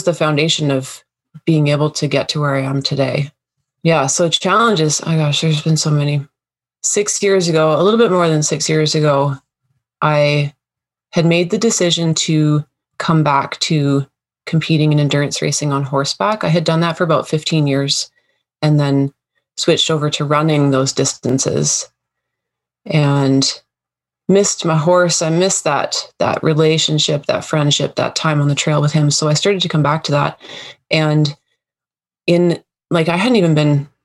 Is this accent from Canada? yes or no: yes; Coast Mountain Range, British Columbia, Canada; I grew up in the Coast Mountain Range of BC, British Columbia and Canada